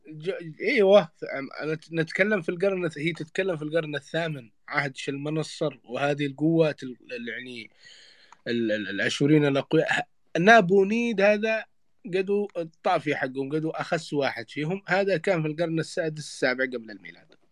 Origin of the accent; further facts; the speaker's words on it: Yemen; عندنا في اليمن